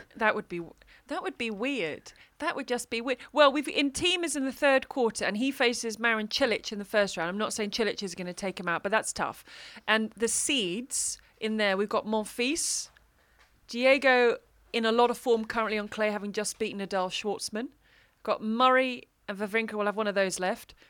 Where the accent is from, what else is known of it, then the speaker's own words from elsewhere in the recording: United Kingdom; I come from the U K, and there's rain.